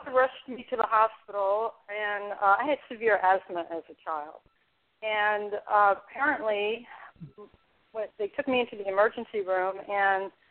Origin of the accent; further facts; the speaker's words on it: New York City, New York, United States; also born or lived in California / Dublin, California; now in Seneca Falls, United States; I lived in the Bronx. I'm from the Bronx.